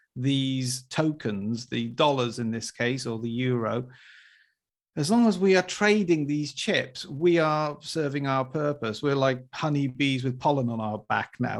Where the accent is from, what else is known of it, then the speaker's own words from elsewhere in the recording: Wales, United Kingdom; I was brought up in Wales